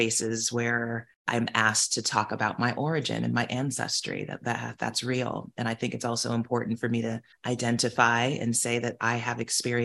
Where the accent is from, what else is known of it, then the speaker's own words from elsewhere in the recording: United States; moved away; I am American